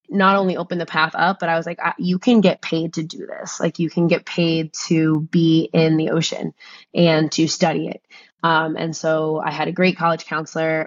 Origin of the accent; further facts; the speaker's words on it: New Jersey, United States; I grew up in New Jersey